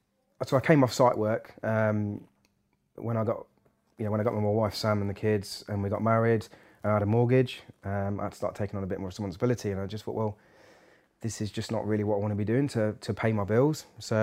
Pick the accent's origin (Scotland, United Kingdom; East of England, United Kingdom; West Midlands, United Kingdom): East of England, United Kingdom; Peterborough; I'm born and bred in Peterborough